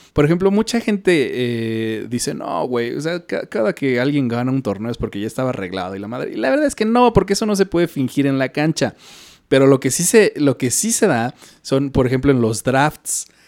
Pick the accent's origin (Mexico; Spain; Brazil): Mexico; como mexicano